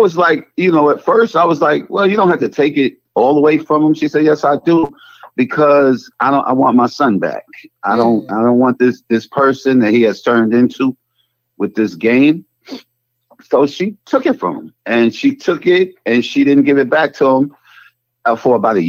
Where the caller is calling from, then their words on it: North Carolina, United States; I'm calling from North Carolina.